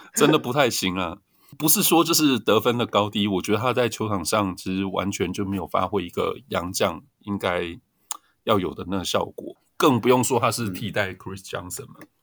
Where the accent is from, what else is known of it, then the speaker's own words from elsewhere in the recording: southern Taiwan, Taiwan; moved away; 我是南部来的嘛，所以就会支持南部球队